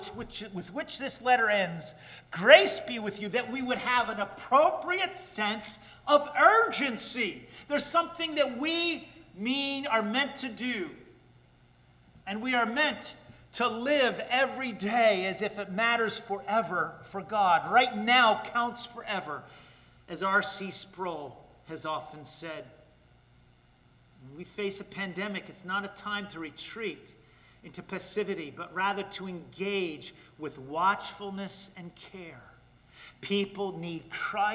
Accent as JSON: {"language": "English", "town": "Paterson", "region": "New Jersey", "country": "United States", "tie": "born or raised there", "said": "my hometown of Paterson, New Jersey"}